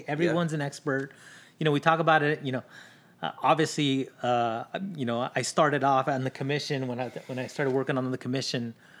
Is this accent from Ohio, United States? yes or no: no; Long Beach, California, United States; born there; also born or lived in Linwood / Watts / Maywood / Bell; So I was born in Long Beach. We lived in Linwood. From Linwood, we moved to Watts. From Watts, we moved to Maywood. From Maywood, we moved to Bell. We moved a lot.